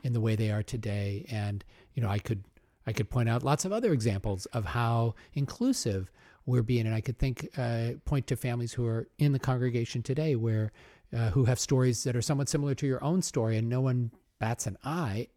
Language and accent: English; Omaha, Nebraska, United States; I grew up in Omaha, so fellow Midwesterner